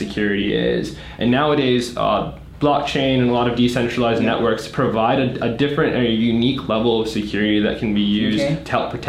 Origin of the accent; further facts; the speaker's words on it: Washington, District of Columbia, United States; moved away; also born or lived in Charlotte, North Carolina; We're from DC originally